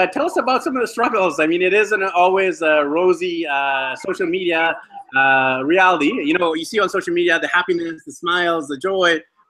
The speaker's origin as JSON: {"language": "English", "country": "Canada", "tie": "born or raised there", "moved": "yes", "lives_now": "Medellin, Colombia", "said": "I'm actually Indian of descent, born in Canada."}